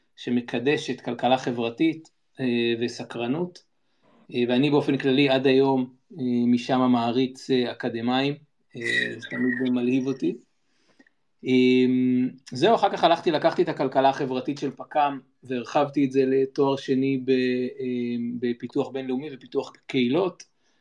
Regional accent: Jerusalem, Jerusalem District, Israel; also born or lived in Ethiopia; אני ירושלמי. גדלתי ב, במיקרוקוסמוס של החברה הישראלית

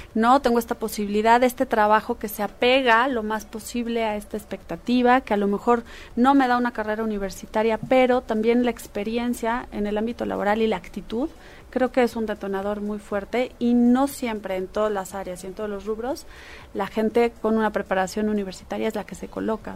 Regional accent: Mexico; somos orgullosamente mexicanos

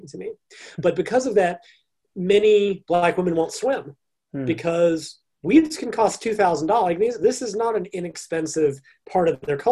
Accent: United States; I'm an American

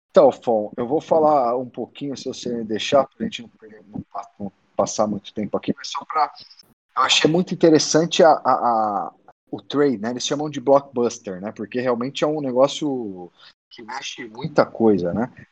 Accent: São Bernardo do Campo, São Paulo, Brazil; moved away; also born or lived in Detroit, United States; nasci em São Bernardo

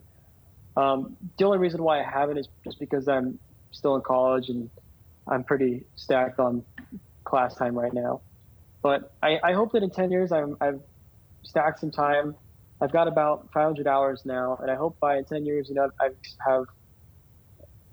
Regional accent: Yuma, Arizona, United States; moved away as an adult; now in Phoenix, United States; my hometown, Yuma

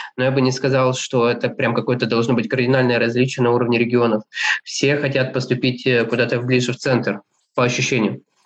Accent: Kurgan, Kurgan Oblast, Russia; moved away as an adult; also born or lived in Moscow; родился я в городе Кургане, там учился в школе

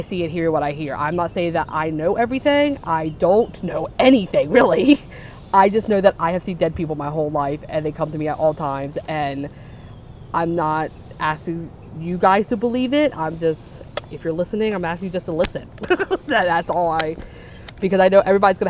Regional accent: North Carolina, United States; also born or lived in New Jersey; We're from North Carolina.

